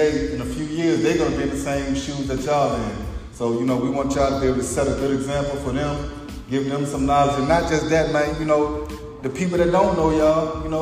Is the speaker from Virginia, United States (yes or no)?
yes; Essex, Virginia, United States; I'm from Essex. You know, if y'all don't watch the show, you know, I'm from Essex.